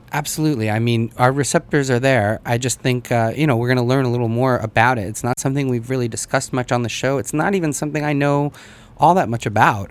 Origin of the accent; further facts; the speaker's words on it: United States; also born or lived in Russia; I was born there, but I really grew up here in the U.S. Came over when I was three years old, so my accent and my pronunciation and all of those things probably aren't uh, 100%